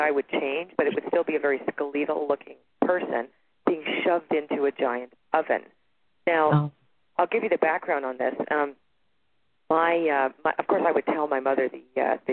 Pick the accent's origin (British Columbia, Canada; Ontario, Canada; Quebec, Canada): Ontario, Canada; Toronto; born or raised there; now in Sedona, United States